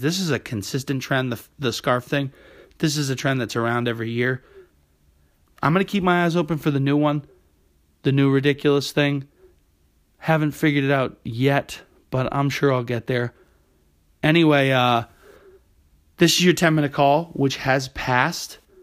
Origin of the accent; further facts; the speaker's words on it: New England, United States; now in New York City, United States; When I was growing up in New England